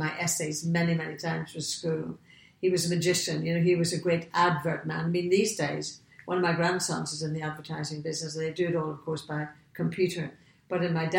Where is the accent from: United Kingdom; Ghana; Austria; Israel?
United Kingdom; Portadown, Northern Ireland; moved away as an adult; I come from the north of Ireland, a place called Portadown, which is right smack in the middle of Northern Ireland